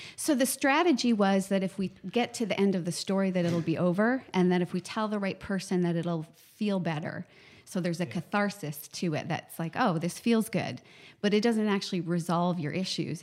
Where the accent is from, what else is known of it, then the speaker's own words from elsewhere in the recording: Canada; I'm a psychotherapist from Canada